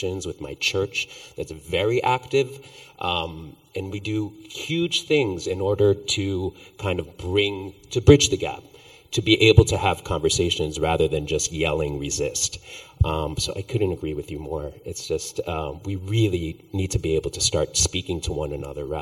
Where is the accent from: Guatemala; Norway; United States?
Guatemala; moved away; I'm from Guatemala